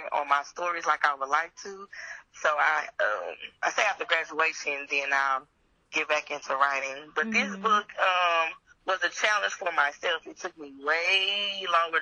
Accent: Lancaster, Texas, United States; I am from Lancaster, Texas. That's a suburb outside of DFW.

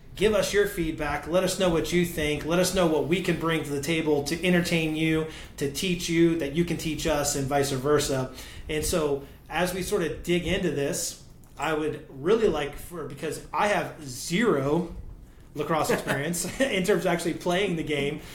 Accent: Orlando, Florida, United States; I grew up in Orlando as well.

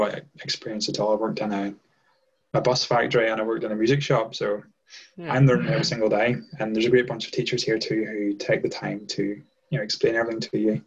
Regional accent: Ireland; moved away as an adult; now in Boston, United States; I'm now in Boston. I'm originally from Ireland

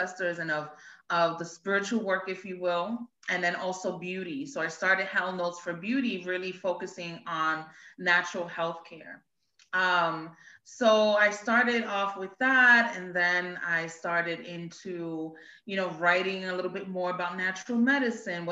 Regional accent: New York City, New York, United States; moved away as an adult; now in Pennsylvania, United States; I grew up in Brooklyn, in Bed-Stuy, Brooklyn, New York. Moved out to Pennsylvania

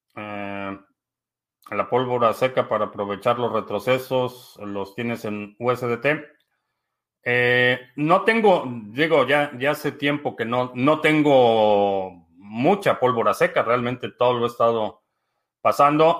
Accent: Mexico City, Mexico; now in United States; crecí en la ciudad de, en la ciudad de México, básicamente crecí en México

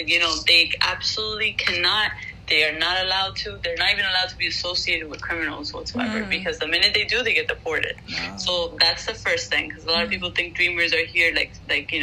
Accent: Venezuela; first language Spanish; English is a second language; now in United States

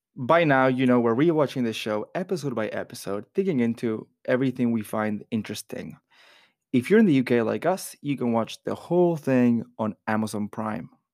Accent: Florida, United States; I grew up in Florida

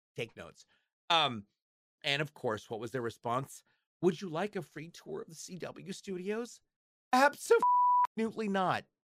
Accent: Portland, Oregon, United States; Star Labs is filmed in Portland, Oregon. That's my hometown. That's where I live.

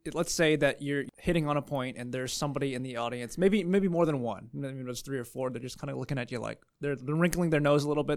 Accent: California, United States; I'm from California. We talk faster

